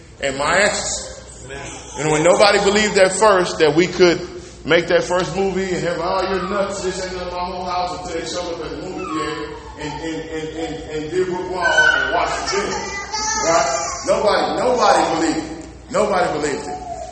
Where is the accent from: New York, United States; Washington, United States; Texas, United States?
Texas, United States; Aldine; I'm from Aldine, Mailrock. Aldine, Mailrock, didn't graduate with no special training